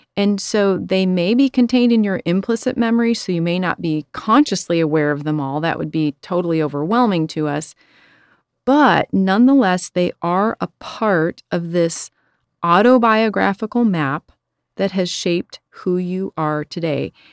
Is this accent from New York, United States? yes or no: no; Chicago, Illinois, United States; I'm from Chicago